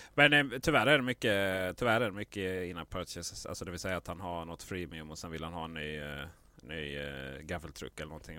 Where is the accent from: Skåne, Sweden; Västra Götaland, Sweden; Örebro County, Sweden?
Skåne, Sweden